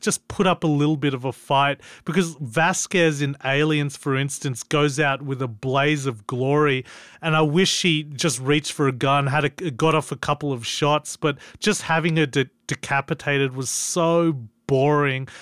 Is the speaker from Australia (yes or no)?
yes; Australia; as an Australian